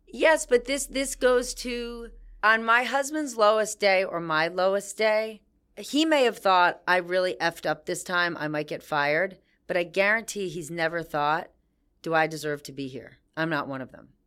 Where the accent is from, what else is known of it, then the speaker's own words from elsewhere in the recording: New Jersey, United States; I was from New Jersey.